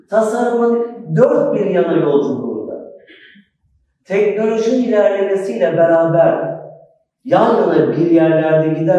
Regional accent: Turkey; also born or lived in Schwabach, Germany; Almanya'da doğdum, Türkiye'ye geldim.

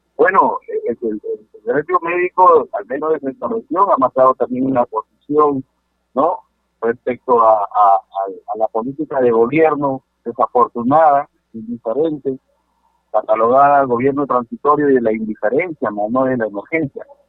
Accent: Sechura, Piura, Peru; Yo soy de Sechura

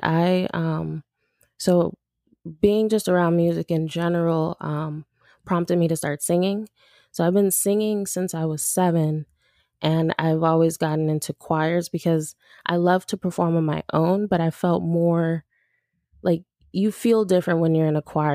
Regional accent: Los Angeles, California, United States; also born or lived in Woodland Hills, California; I'm from Los Angeles. Um, I grew up mostly in South Central L A, like towards U S C, downtown L A, that area. And then I moved out to the San Fernando Valley when I was about eight or nine

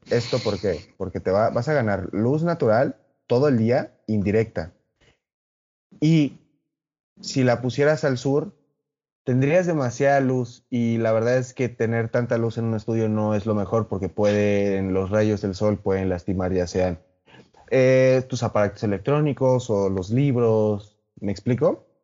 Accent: Mexico; como buenos mexicanos que somos

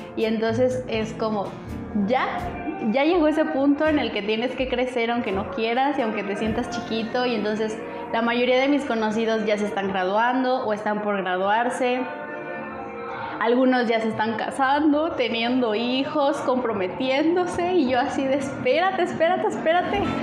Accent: Aguascalientes, Mexico; nosotros somos de Aguascalientes

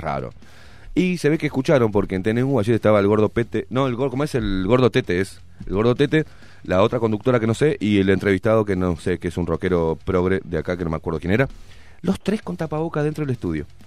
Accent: Uruguay; Estoy en mi país porque soy uruguayo.

